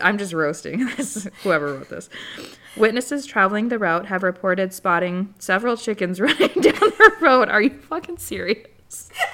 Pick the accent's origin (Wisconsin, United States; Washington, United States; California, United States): Wisconsin, United States; I'm from Wisconsin